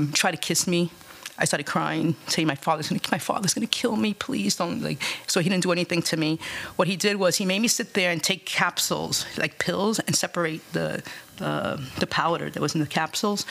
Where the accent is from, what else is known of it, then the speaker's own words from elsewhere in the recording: New York City, New York, United States; also born or lived in Bronx, New York; I grew up in Alphabet City